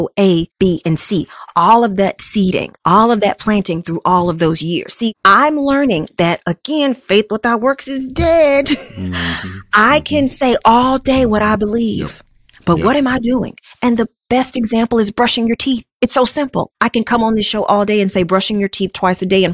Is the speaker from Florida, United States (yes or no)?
no; Dallas, Texas, United States; I'm a Southern girl, born and raised in Dallas, Texas.